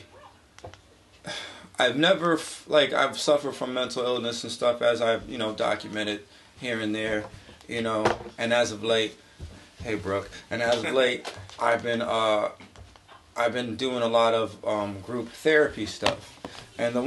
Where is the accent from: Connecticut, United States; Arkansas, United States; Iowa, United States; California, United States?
Connecticut, United States; New Britain; moved away; I was back in my hometown in New Britain